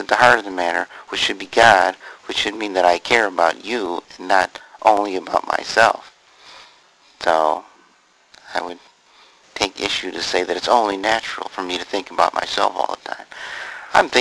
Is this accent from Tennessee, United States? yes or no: no; Missouri, United States; I'm from Missouri